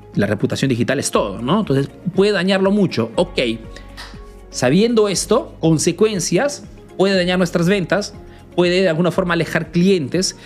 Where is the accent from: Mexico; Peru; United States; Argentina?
Peru; now in Italy